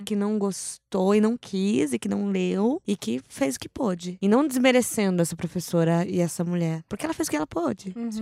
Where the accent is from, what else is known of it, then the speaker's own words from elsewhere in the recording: Brazil; Quando eu era pequena, eu cresci num sítio, né, em Serrinha da Lambari